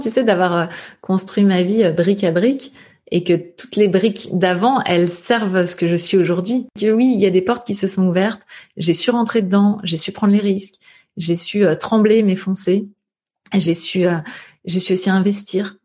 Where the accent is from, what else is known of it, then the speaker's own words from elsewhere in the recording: Saint-Brice-sous-Forêt, Île-de-France, France; j'ai grandi à saint brie sous forêt dans le Val d'Oise, juste à côté de Sarcelles